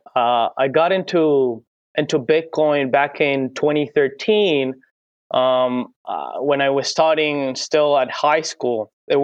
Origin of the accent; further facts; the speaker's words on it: Venezuela; The whole deal about hyperinflation in our country